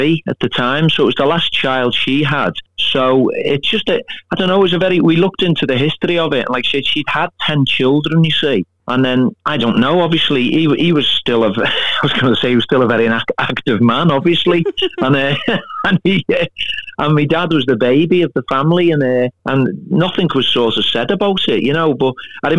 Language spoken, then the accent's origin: English; Liverpool, North West England, United Kingdom; accent: Scouse; my Scouse accent